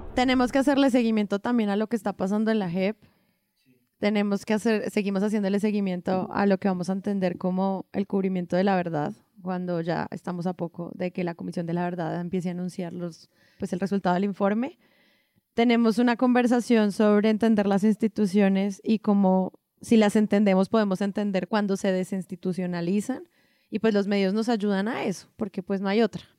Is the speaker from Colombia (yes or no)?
yes; Colombia; como colombiana